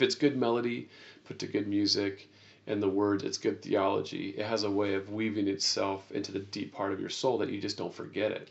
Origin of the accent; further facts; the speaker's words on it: United States; as an American